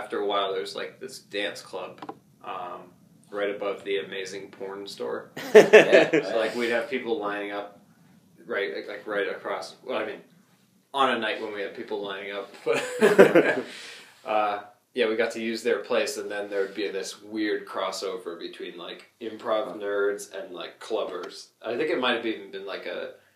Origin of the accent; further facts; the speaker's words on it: Boston, Massachusetts, United States; moved away as an adult; I grew up in Dorchester